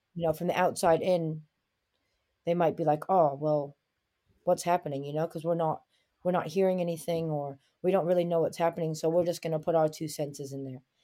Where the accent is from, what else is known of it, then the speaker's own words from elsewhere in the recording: New York City, New York, United States; moved away as an adult; also born or lived in Nanjing, China; now in New Zealand; I grew up in Brooklyn, New York